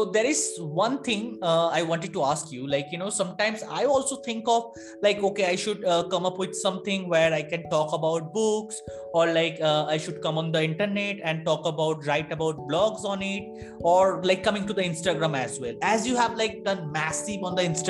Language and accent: English; India; I'm from India